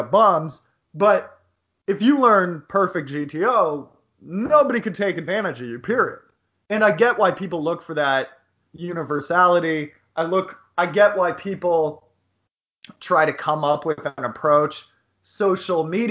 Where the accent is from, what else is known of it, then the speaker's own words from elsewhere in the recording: United States; Growing up in the United States